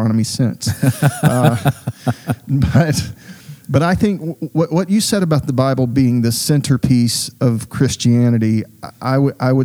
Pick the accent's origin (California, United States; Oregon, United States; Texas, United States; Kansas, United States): Texas, United States; Southeast; When I was a child growing up in Southeast Texas